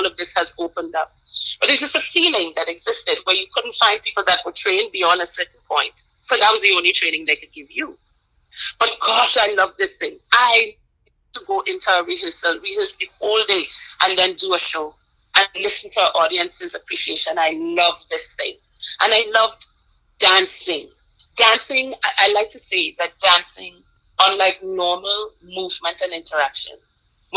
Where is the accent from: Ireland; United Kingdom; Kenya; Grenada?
Grenada; moved away as an adult; also born or lived in Guyana / Eritrea / Virginia, United States; now in United States; I was actually born on Guyana and moved to Grenada when I was very young